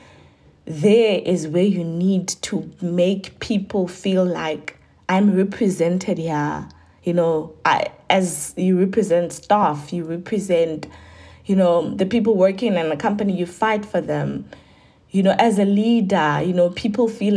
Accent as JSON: {"language": "English", "town": "Giyani", "region": "Limpopo", "country": "South Africa", "tie": "born or raised there", "said": "I was born in Giani"}